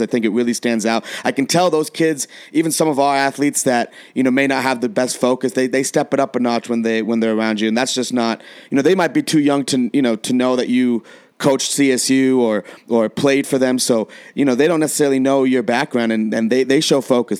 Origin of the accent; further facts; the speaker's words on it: San Diego, California, United States; now in Colorado, United States; I was born in San Diego